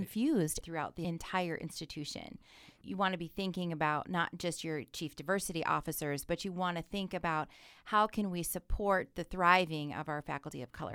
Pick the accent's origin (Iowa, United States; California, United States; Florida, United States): Iowa, United States; Sioux City; I'm originally from Sioux City, the West Side area